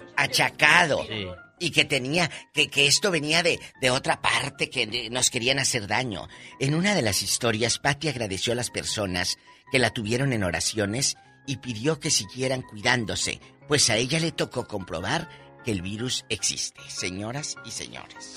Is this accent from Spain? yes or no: no; Mexico